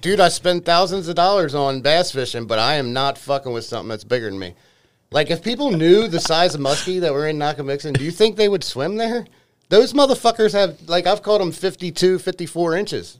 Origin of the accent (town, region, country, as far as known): Baltimore, Maryland, United States; born or raised there; moved away as an adult